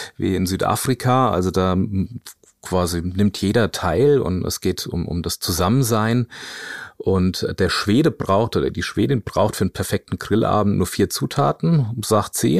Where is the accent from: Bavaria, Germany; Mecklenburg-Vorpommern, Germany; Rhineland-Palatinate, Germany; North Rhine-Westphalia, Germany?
Bavaria, Germany; Großwallstadt; moved away; ich komme ursprünglich aus dem Spessart, also in der Nähe von Aschaffenburg oder nee, besser gesagt aus Großwaldstadt